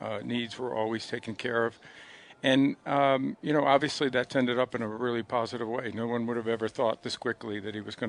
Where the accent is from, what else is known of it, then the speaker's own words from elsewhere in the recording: Western New York, United States; I'm from Western New York